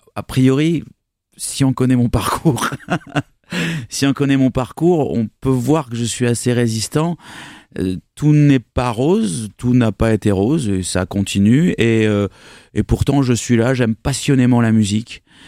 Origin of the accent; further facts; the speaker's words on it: Bordeaux, Nouvelle-Aquitaine, France; also born or lived in Bergerac; je suis bordelais